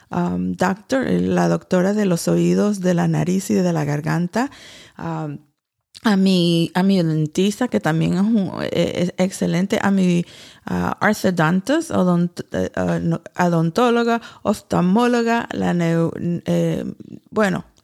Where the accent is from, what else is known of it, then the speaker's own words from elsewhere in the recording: Nicaragua; Porque como todo nicaragüense tenemos que ser eh, fuertes y seguir trabajando